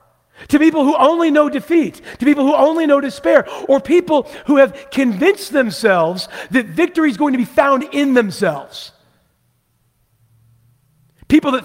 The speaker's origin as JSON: {"language": "English", "town": "Vancouver", "region": "Washington", "country": "United States", "tie": "born or raised there", "said": "I grew up in Vancouver, Washington"}